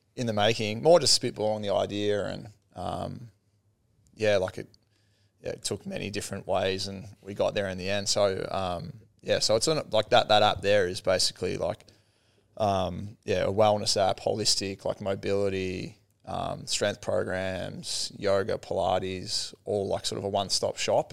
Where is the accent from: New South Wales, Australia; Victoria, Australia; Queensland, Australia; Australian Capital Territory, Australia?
Victoria, Australia; Sale; growing up in Sale